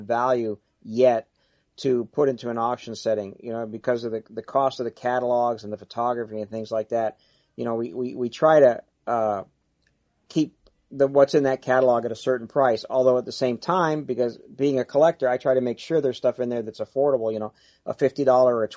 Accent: East Coast, United States; now in Los Angeles, United States; I'm from the East Coast, but my grandparents lived out here

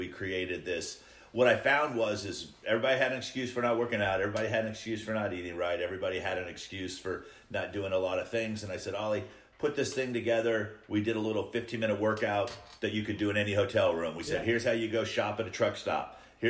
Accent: California, United States; now in Nashville, United States; I'm from California.

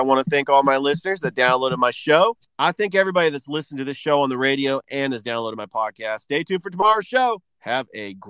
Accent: Columbus, Georgia, United States; my hometown of Columbus, Georgia

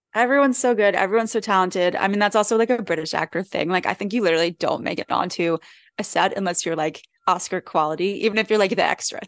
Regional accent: Philadelphia, Pennsylvania, United States; accent: Philly; sound like I'm from Philly

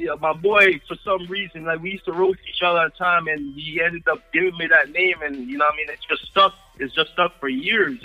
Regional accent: Toronto, Ontario, Canada; also born or lived in Kingston, Jamaica; Growing up in Toronto, Canada

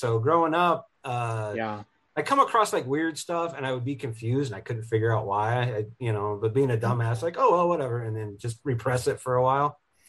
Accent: Southern Idaho, United States; I grew up in Southern Idaho

